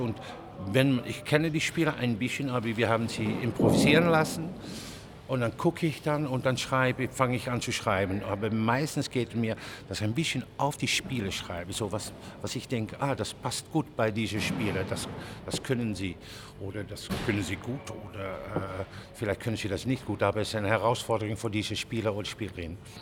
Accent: Netherlands; German is a second language; also born or lived in Germany; ich komme aus Holland.

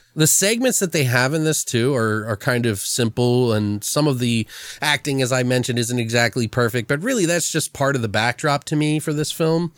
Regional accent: Maryland, United States; I'm from Maryland

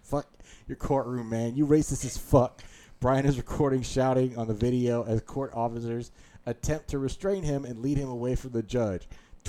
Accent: Beltsville, Maryland, United States; I grew up on Cherry Hill Road.

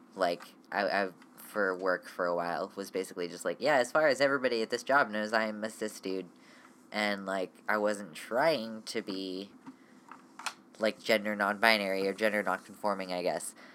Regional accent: United States; I am a genderqueer, transmasculinish ish American person

